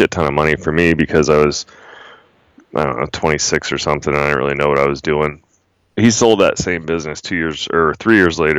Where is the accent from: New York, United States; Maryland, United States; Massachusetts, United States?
Maryland, United States; moved away as an adult; also born or lived in Spokane, Washington / North Idaho / Frostburg, Maryland / Utah; we moved to Maryland when I was 12, and that's basically where all my formative years took place